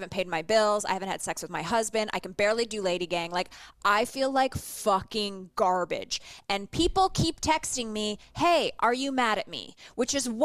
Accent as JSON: {"language": "English", "country": "Canada", "said": "I'm just Canadian"}